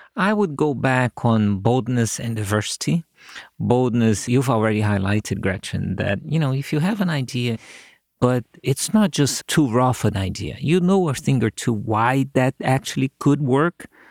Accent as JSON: {"language": "English", "country": "Brazil", "moved": "as an adult", "lives_now": "United States", "said": "I went back to my home country. I created a signal processing group at the school there, which was, uh, I was lucky to get fair amounts of funding, so we did lots of cool things. And then one day, some of my colleagues in a company here in the U S call me back in Brazil"}